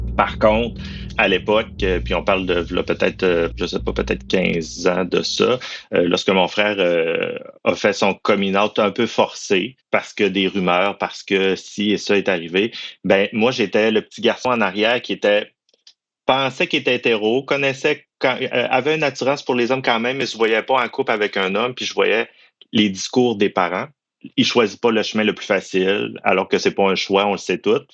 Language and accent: French; Quebec, Canada; je suis originaire du Saguenay-Lac-Saint-Jean